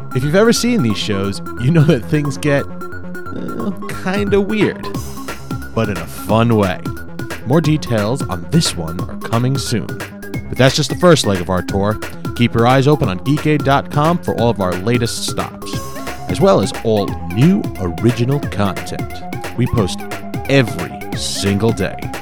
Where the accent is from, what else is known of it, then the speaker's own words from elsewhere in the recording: New York, United States; growing up in New York, I had a very Hispanic family